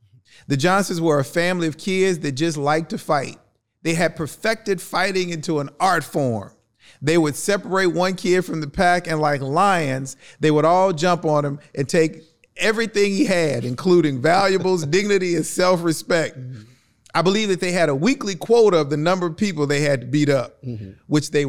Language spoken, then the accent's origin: English; East St. Louis, Illinois, United States; I've actually got a piece that I want to read to you about my experiences growing up in East St. Louis.